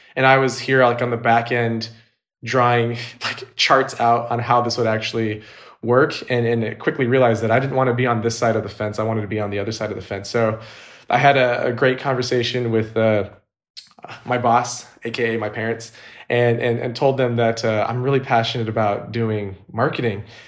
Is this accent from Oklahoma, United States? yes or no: no; Orange County, California, United States; also born or lived in San Diego, California; now in Los Angeles, United States; I was actually born and raised in Orange County, California, which is an hour north of San Diego